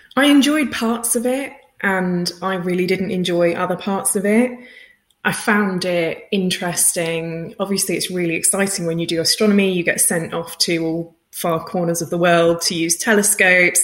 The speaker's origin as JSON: {"language": "English", "country": "United Kingdom", "said": "I'm British, so when I spell it as visualization, it has no Zs"}